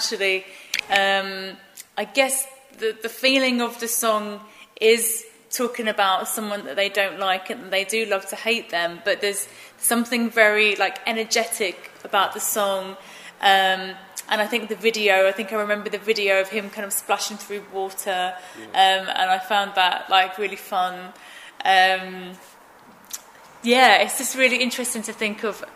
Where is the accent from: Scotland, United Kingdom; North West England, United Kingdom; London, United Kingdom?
London, United Kingdom; Romford; I grew up in Romford